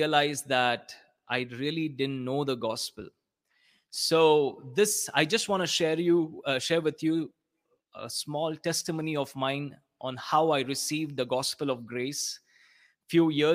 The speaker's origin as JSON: {"language": "English", "region": "South India", "country": "India", "said": "I'm from India."}